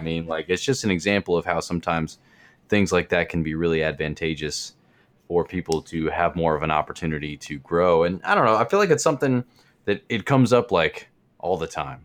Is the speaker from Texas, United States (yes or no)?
no; Kansas City, Missouri, United States; I was born in Kansas City